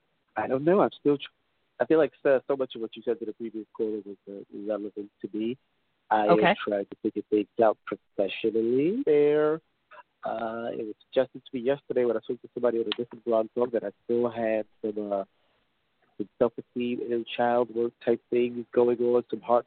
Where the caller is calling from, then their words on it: New York, United States; from New York.